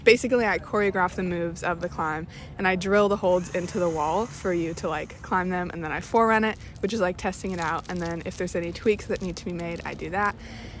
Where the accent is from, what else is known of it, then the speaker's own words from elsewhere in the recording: Davis, California, United States; growing up in Davis